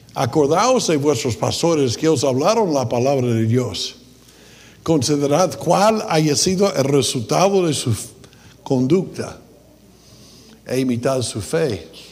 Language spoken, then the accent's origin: Spanish; United States; Spanish is a second language; moved away; soy gringo